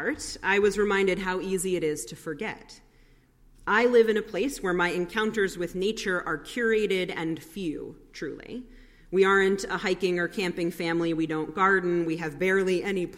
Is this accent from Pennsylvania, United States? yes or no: no; New York City, New York, United States; moved away; I grew up in New York City